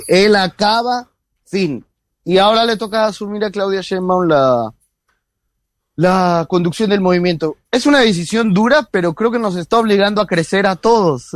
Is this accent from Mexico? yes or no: yes; Mexico